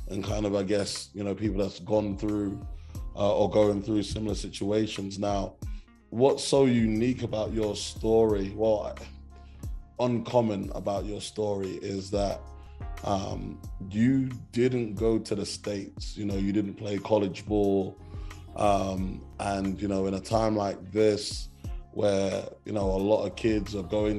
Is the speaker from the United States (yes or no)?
no; London, United Kingdom; I'm from South London